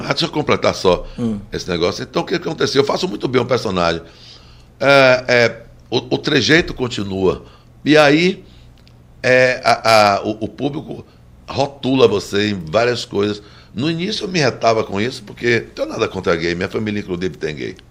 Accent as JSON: {"language": "Portuguese", "area": "Baixa de Quintas", "region": "Bahia", "country": "Brazil", "said": "eu vim de Baixa de Quinta"}